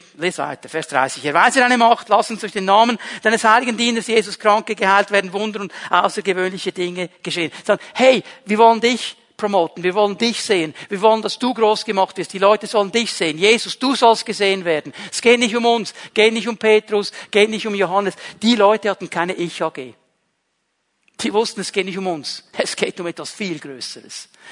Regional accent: Zurich, Switzerland; accent: Zürichdeutsch; first language Swiss German; now in Bern, Switzerland; ich bin aufgewachsen in einem kleinen Bauerndorf und wir waren eine der wenigen Familien mit einem italienischen Vater, einer Schweizer Mutter. Ich bin in der Schweiz geboren. Ich kannte Italien nur von den Ferien. Ich kann auch nicht gut Italienisch, Schweizerdeutsch, Zürichdeutsch. So habe ich gelernt zu reden

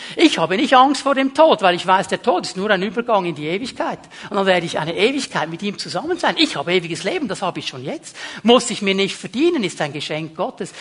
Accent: Switzerland; wir sind Schweizer, wir sind Westler

